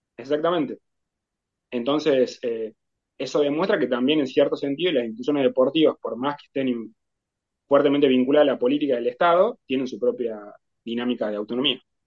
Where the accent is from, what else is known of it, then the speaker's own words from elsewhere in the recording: Tucumán, Argentina; Como tucumano